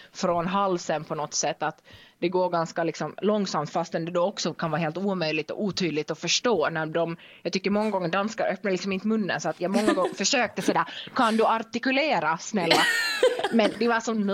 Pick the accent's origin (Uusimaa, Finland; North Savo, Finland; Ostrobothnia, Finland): Ostrobothnia, Finland; Vaasa; accent: Finland Swedish; first language Finnish and Swedish; moved away as an adult; also born or lived in Denmark; uppvuxen i Vasa i Finland så det är ju helt finlandssvenskt och det hör ni nu, jag pratar finlandssvenska nu